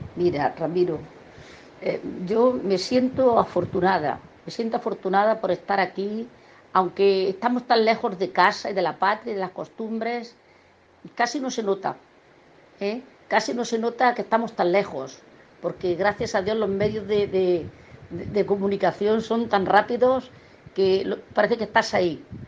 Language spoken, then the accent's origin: Spanish; a village in Almería, Andalusia, Spain; moved away as an adult; now in Santa Cruz, Bolivia; Me crié en el campo prácticamente. Soy de un pueblo de Almería llamado Sierro